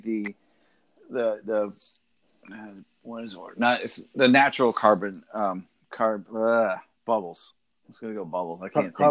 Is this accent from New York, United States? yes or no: no; Northern Virginia, United States; I grew up in Northern Virginia